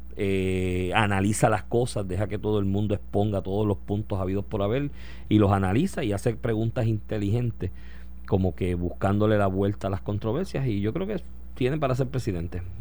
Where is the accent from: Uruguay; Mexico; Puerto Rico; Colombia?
Puerto Rico